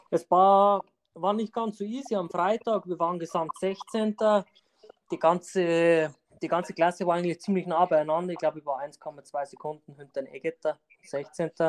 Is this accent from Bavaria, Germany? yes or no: yes; Landau an der Isar, Bavaria, Germany; Ich komme aus Landau an der Isar, und bin eigentlich im Straßenrennsport seit 2017 tätig.